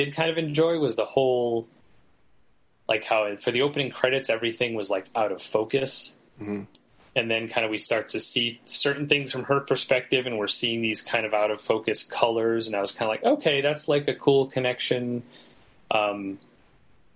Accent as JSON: {"language": "English", "region": "New England", "country": "United States", "tie": "born or raised there", "said": "my hometown is kind of known for being like a big mill city"}